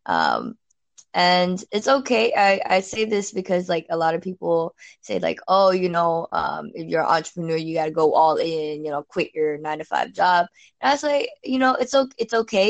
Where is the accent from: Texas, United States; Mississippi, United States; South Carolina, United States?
Texas, United States; Houston; moved away as an adult; now in Singapore; I'm from Houston.